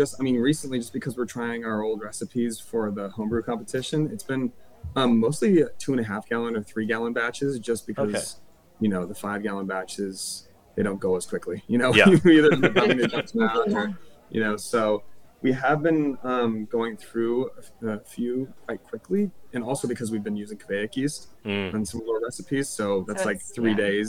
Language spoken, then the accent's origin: English; San Diego, California, United States; We are from San Diego, so we've got Ballast Point, we've got, you know, Modern Times down here, we've got a couple big breweries